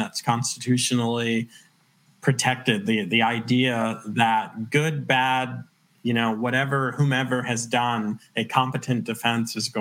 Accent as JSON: {"language": "English", "area": "Long Island", "region": "New York", "country": "United States", "moved": "yes", "lives_now": "Loudoun County, Virginia, United States", "said": "I'm originally from Long Island"}